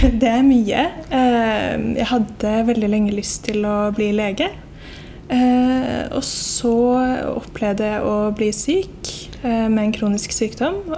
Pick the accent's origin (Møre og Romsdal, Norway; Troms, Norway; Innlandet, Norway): Møre og Romsdal, Norway; Molde; Eh, du, jeg sier at jeg er fra Molde, men jeg har ikke dialekt.